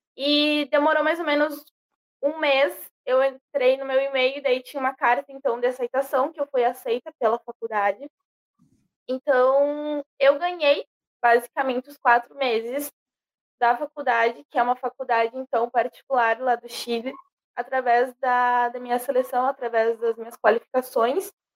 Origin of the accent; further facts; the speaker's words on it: Brazil; eu era brasileira